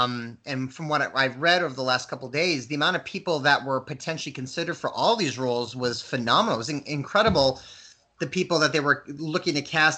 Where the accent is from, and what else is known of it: Waterville, Maine, United States; born or raised there